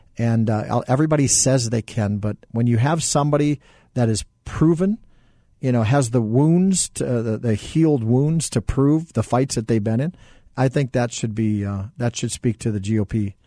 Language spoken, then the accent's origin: English; central Minnesota, United States; now in Arizona, United States; So I grew up in Minnesota, central Minnesota